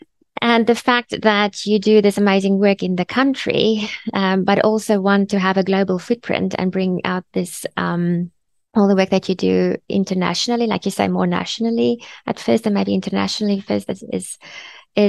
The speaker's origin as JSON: {"language": "English", "town": "Bloemfontein", "region": "Free State", "country": "South Africa", "moved": "yes", "said": "I'm from Bloemfontein, originally"}